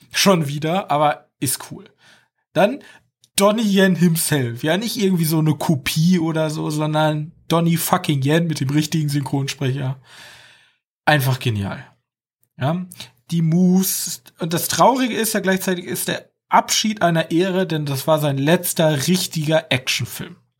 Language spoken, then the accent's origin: German; Germany; als Deutscher